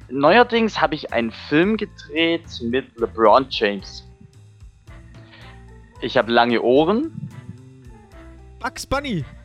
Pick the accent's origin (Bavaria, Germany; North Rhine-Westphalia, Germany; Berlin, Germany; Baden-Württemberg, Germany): Baden-Württemberg, Germany; Heidenheim; ich komme aus Heidenheim.